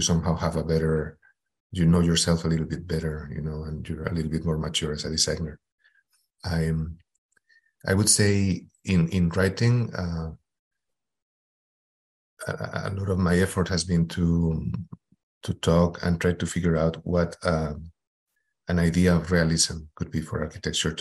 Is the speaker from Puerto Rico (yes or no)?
no; Madrid, Community of Madrid, Spain; moved away as an adult; also born or lived in Houston, United States; I am originally from Madrid, Spain